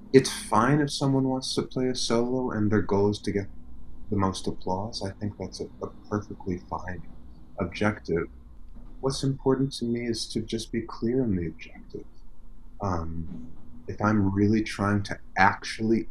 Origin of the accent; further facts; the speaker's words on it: Chicago, Illinois, United States; I grew up in Chicago